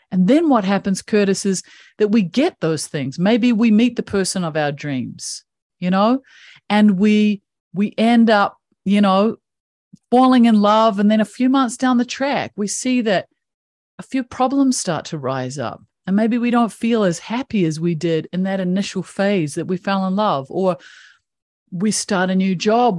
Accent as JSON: {"language": "English", "country": "New Zealand", "tie": "born or raised there", "said": "I have this funky little accent that comes from one of the most beautiful countries in the world. I grew up in New Zealand"}